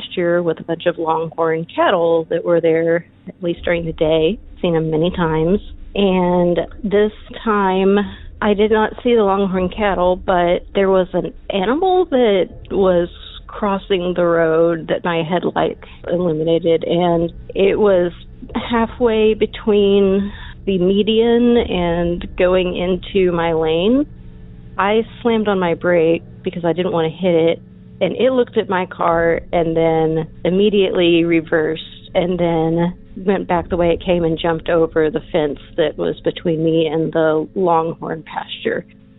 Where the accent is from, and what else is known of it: Texas, United States